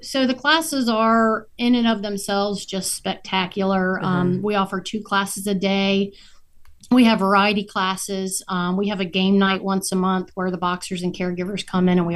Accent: New Bern, North Carolina, United States; moved away as an adult; also born or lived in Alexandria, Virginia; he also lives in my hometown here in New Bern

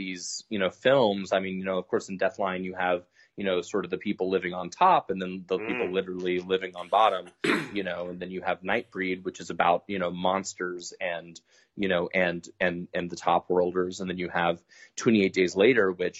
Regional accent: United States; as an American

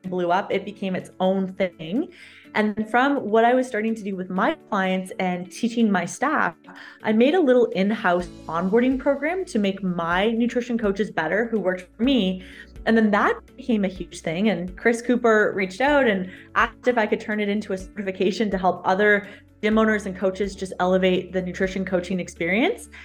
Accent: Canada; also born or lived in London, Ontario; I'm a Canadian

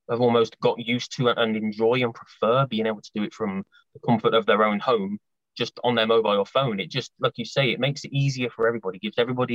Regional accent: Coventry, West Midlands, United Kingdom; I'm from Coventry, near Birmingham, in the Midlands, in England, in the UK.

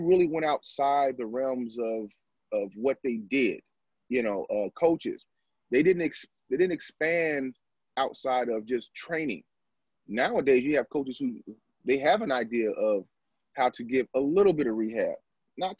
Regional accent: United States

